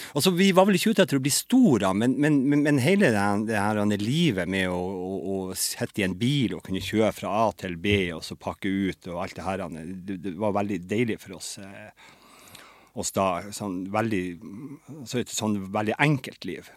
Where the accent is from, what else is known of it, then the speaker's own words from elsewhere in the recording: Lødingen, Nordland, Norway; also born or lived in Trondheim; now in Bodø, Norway; som også er fra Lødingen, der jeg er fra